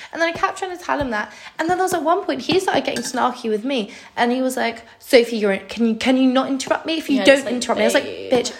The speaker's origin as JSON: {"language": "English", "town": "Croydon", "region": "London", "country": "United Kingdom", "said": "he was like, oh, where are you from again, or something like that. He said he brought it up, and obviously Croydon."}